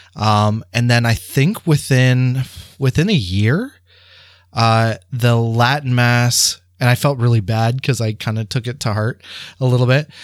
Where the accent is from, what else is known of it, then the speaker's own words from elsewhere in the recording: St. Thomas, Ontario, Canada; in St. Thomas at Holy Angels, where I received all of my sacraments